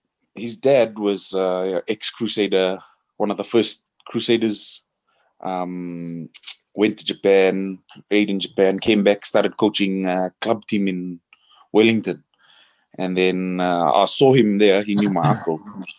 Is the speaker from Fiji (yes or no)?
yes; Suva, Central Division, Fiji; I was born and bred in Suva.